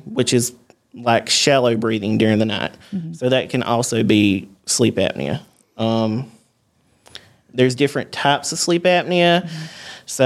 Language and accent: English; Osceola, Georgia, United States; I'm from Osceola, Georgia.